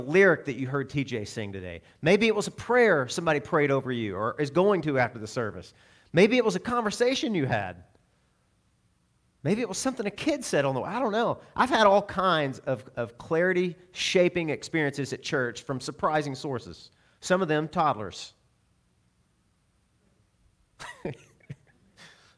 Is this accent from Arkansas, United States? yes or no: yes; Arkansas, United States; I'm from Arkansas